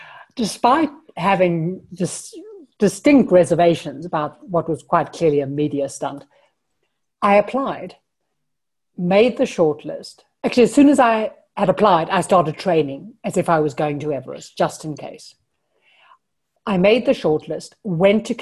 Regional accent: Johannesburg, Gauteng, South Africa; moved away as an adult; now in Europe; I'm South African. I was born in Johannesburg. And my parents lived in the suburbs, very conventional

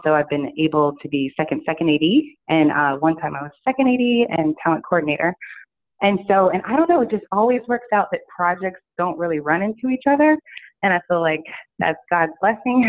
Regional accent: Virginia, United States; moved away as an adult; also born or lived in New York / Los Angeles; here in Virginia, I came back after about 8 years of, you know, living in New York, writing for all kinds of celebrities and all that, but my hometown's here

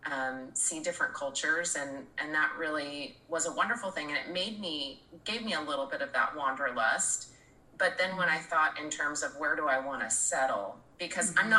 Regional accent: Oregon, United States; moved away as an adult; I was born and raised here in Oregon

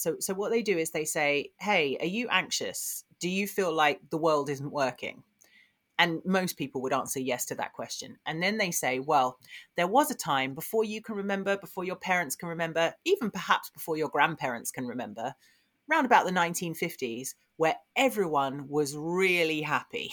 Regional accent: Essex, East of England, United Kingdom; I grew up in Essex

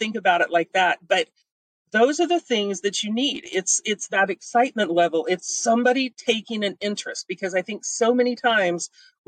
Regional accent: Missouri, United States; I'm from Missouri. We're the show me state.

